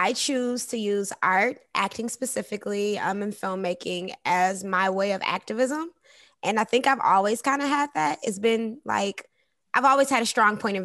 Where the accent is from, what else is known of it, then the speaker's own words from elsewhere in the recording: Detroit, Michigan, United States; moved away as an adult; also born or lived in Hollywood; now in Los Angeles, United States; I was raised in Detroit, Michigan. So I'm from the D.